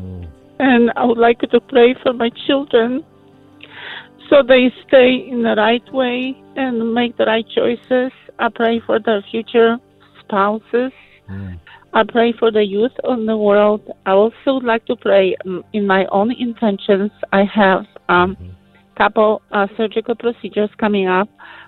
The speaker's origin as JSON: {"language": "English", "country": "Poland", "moved": "yes", "said": "I am from Poland."}